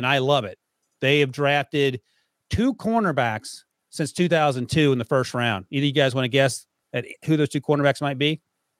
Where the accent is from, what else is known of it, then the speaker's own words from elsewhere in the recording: North Carolina, United States; I ate grits growing up in North Carolina.